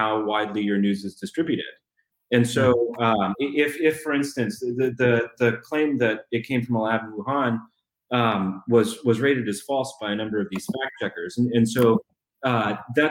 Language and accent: English; Arlington, Virginia, United States; I've got all these friends that I grew up with who by and large are libs because I'm from Arlington